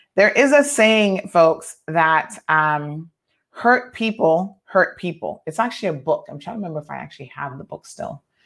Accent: United States; now in Cayman Islands; I grew up primarily in the States

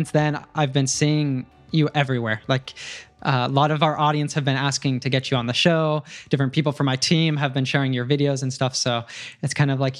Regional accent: United States; my first experience living outside of my home country, outside of the United States, was in Germany in high school

